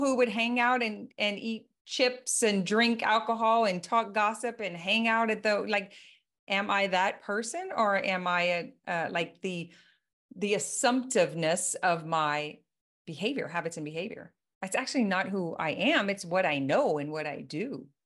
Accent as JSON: {"language": "English", "region": "Louisiana", "country": "United States", "said": "I am from Louisiana"}